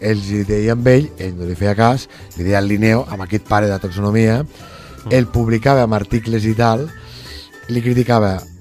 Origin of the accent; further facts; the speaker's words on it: Lleida, Catalonia, Spain; nosaltres intentem com a lleidatans